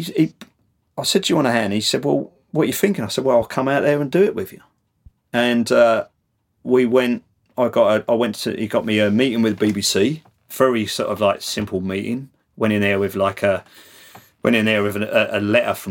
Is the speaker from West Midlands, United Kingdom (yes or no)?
no; London, United Kingdom; accent: Cockney; my Cockney accent